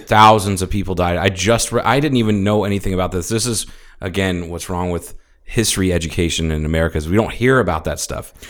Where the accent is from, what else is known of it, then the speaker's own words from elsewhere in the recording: Ohio, United States; I grew up in Ohio